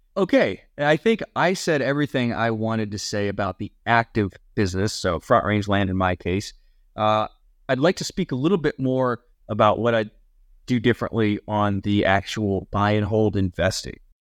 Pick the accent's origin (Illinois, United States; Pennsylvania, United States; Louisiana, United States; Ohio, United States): Ohio, United States; near Cleveland; moved away; growing up near Cleveland